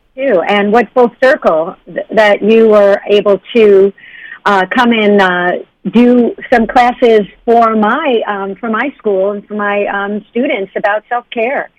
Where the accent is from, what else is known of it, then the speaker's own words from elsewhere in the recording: New York, United States; moved away; I came from New York, and um, back in when I grew up, uh, first of all, in New York